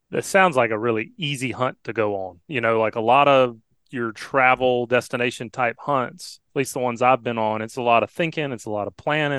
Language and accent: English; Alabama, United States; growing up in Alabama